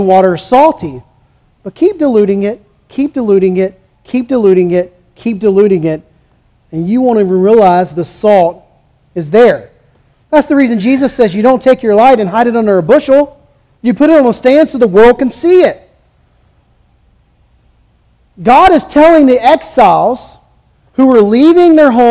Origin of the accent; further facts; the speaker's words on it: the South, United States; also born or lived in California; as a Southerner